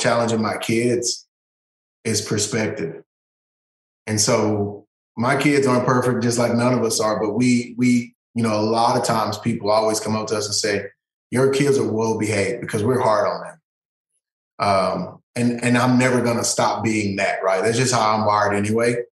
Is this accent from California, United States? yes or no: no; East Texas, United States; I grew up in East Texas, one of the toughest neighborhoods in East Texas in Chapel Hill